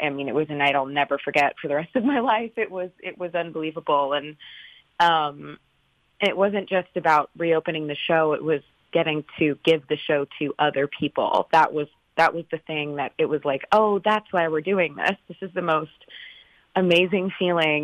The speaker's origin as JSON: {"language": "English", "region": "Northern California", "country": "United States", "said": "so I'm from California. I'm from Northern California, and my dad and I grew up listening"}